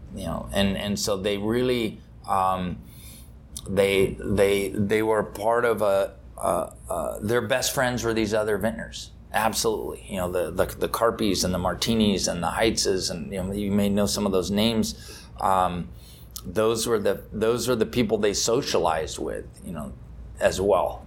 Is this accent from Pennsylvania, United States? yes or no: no; Napa Valley, California, United States; I grew up in Napa Valley, California